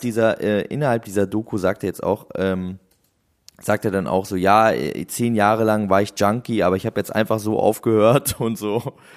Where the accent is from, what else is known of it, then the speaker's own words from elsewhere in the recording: Husum, Schleswig-Holstein, Germany; moved away; damals bei uns in Husum